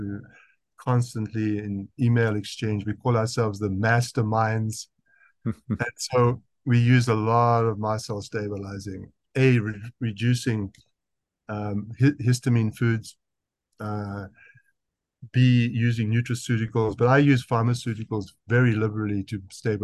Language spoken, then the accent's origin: English; South Africa; accent: South African; That's my South African accent